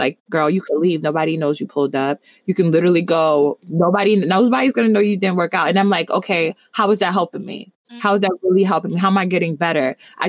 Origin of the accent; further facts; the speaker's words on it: Nigeria; And then other times I'm Nigerian. So Afrobeats is always something that gets me up and going.